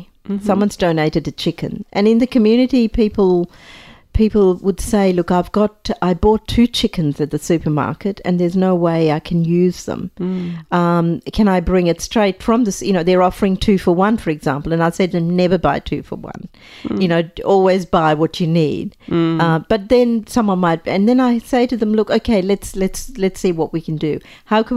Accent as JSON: {"language": "English", "country": "Sri Lanka", "tie": "born or raised there", "moved": "yes", "said": "I was, you know, growing up in Sri Lanka"}